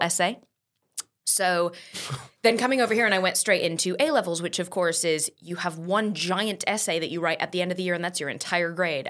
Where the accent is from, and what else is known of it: San Diego, California, United States; born or raised there; also born or lived in St Albans, England